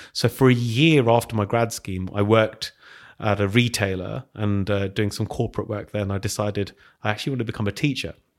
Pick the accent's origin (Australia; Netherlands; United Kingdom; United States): United Kingdom; Hounslow, London; also born or lived in Heston; I grew up over in Hounslow.